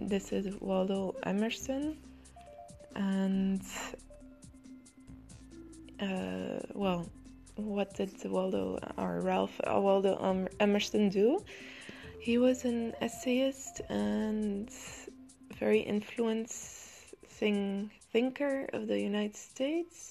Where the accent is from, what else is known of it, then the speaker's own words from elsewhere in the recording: Amsterdam, North Holland, Netherlands; in the Netherlands, where I come from Amsterdam